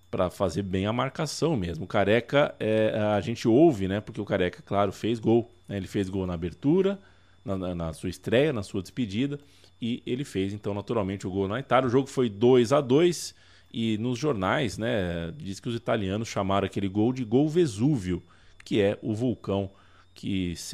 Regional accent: Brazil; Brasileiro. Quando eu falei que era brasileiro

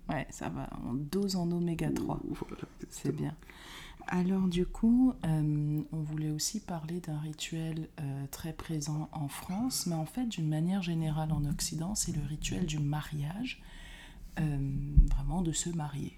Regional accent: Cameroon; moved away; quand j'étais petite euh, au Cameroun

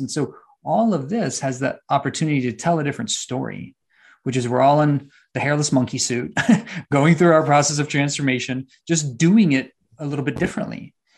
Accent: San Antonio, Texas, United States; also born or lived in Austin, Texas; Right now, I'm in Austin, Texas, back home. I'm from San Antonio and Austin.

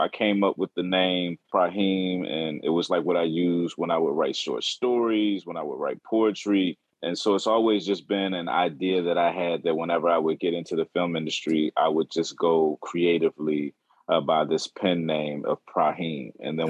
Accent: Richmond, Virginia, United States; born or raised there; moved away as an adult; also born or lived in Tallahassee, Florida; now in Los Angeles, United States

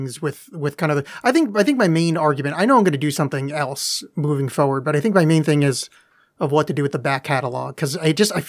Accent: New Jersey, United States; moved away; also born or lived in Oregon; I grew up in New Jersey

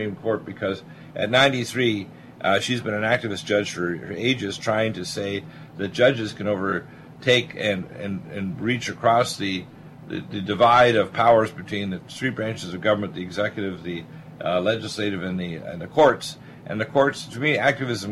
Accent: Canada; moved away; also born or lived in Detroit, Michigan, United States; I was born in Detroit but raised in Canada

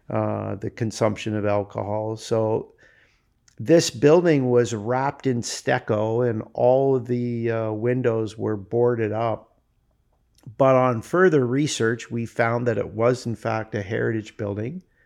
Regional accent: Newmarket, Ontario, Canada; I'm a fifty-nine-year-old guy that was born and raised in Newmarket, Ontario

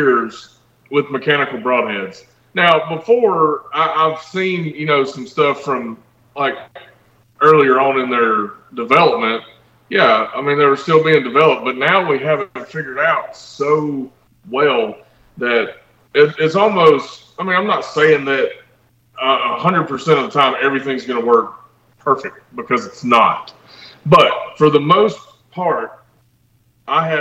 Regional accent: Alabama, United States; growing up in Alabama

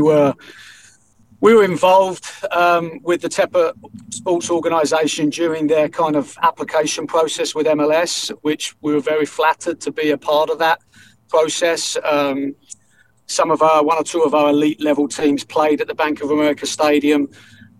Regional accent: England, United Kingdom; now in Charlotte, United States; I'm from England originally. I've been over here now for over 25 years

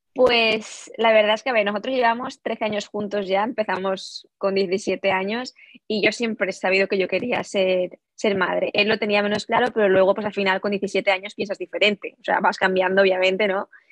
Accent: Valencia, Valencian Community, Spain; moved away as an adult; also born or lived in Peru; now in Illinois, United States; somos de Valencia realmente, pero bueno, yo nací en Perú, eso también quería comentar, yo nací en Perú, pero nunca he vivido allí

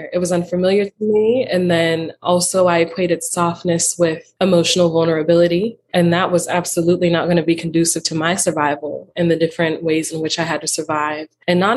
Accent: Western Pennsylvania, United States; I grew up in Western Pennsylvania

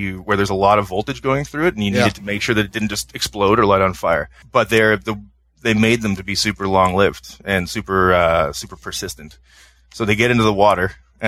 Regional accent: just outside of Toronto, Ontario, Canada; I was born and raised just outside of Toronto

